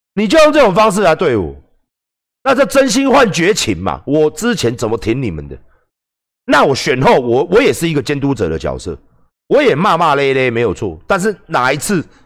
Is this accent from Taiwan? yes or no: yes; Taiwan; 我台湾人啊